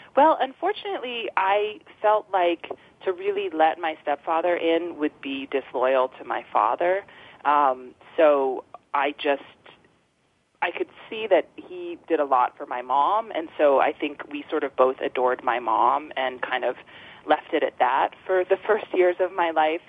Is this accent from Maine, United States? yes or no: yes; Freedom, Maine, United States; also born or lived in Boston; I was um, born in Freedom um, at home in this farmhouse in 1976